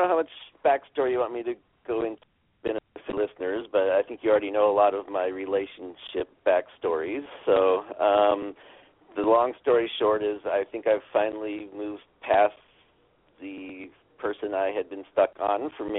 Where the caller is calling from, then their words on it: Seattle, Washington, United States; from Seattle, Washington.